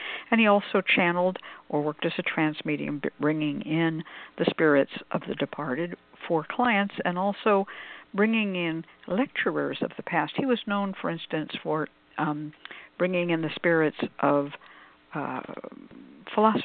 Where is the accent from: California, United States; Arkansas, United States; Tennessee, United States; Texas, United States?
California, United States; Oakland; when I grew up in Oakland